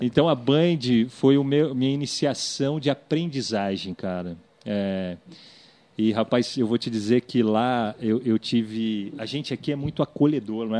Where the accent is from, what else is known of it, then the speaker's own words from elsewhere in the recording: Vale do Paraíba, São Paulo, Brazil; Eu sou lá do Vale do Paraíba